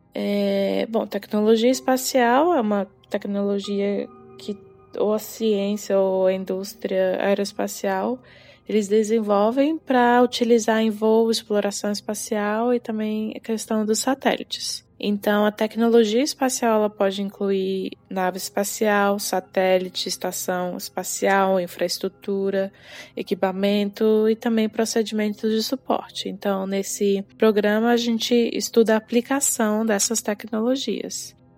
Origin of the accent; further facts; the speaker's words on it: Brasília, Federal District, Brazil; moved away as an adult; also born or lived in United Kingdom / China; eu nasci e cresci em Brasília